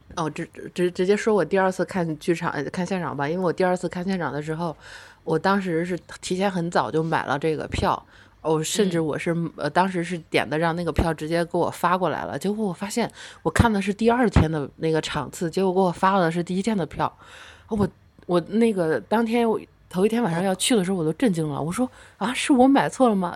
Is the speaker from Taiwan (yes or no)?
no; northern China, China; 我是来自北方的猛女